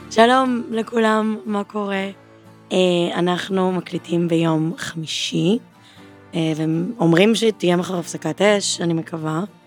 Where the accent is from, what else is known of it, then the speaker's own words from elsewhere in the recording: Givatayim, Tel Aviv District, Israel; אני גדלתי בבית ספר בגבעתיים